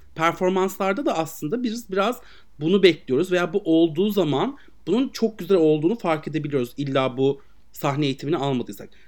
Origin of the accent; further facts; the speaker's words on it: Aegean Region, Turkey; bizim oralar Egeli